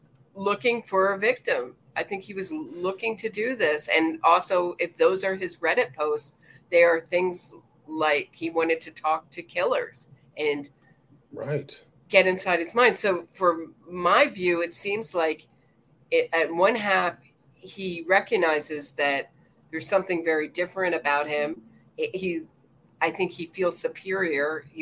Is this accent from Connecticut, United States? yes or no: no; Pennsylvania, United States; I don't know if we have turn on right in Pennsylvania. That happens to be my home state.